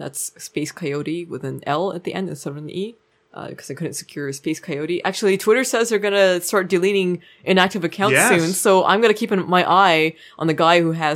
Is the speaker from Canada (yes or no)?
yes; Canada